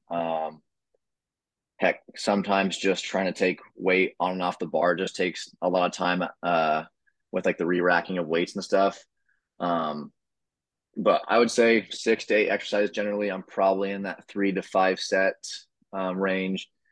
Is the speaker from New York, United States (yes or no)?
no; Oregon, United States; moved away as an adult; now in Maryland, United States; I'm originally from Oregon